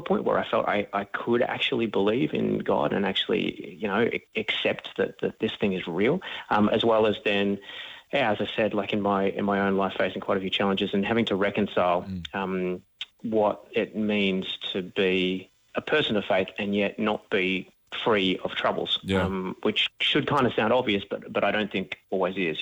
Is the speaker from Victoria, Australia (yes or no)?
yes; Melbourne, Victoria, Australia; I'm originally from Melbourne, grew up out in the eastern suburbs